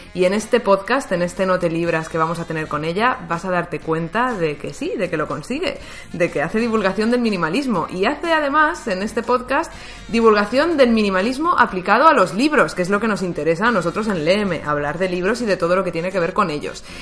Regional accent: Valencian Community, Spain; ambas somos valencianas

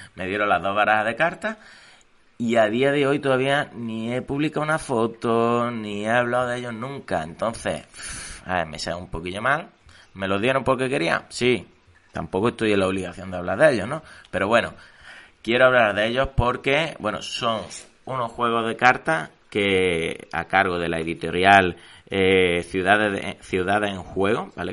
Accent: Córdoba, Andalusia, Spain; yo que soy de Córdoba

